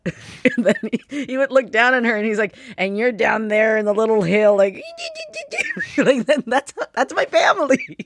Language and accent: English; United States; I was born here, and I learned English off of T V.